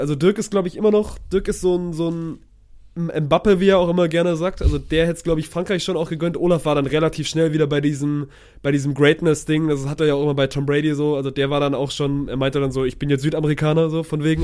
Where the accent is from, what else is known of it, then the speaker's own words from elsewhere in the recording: Swabia, Baden-Württemberg, Germany; ich als Schwabe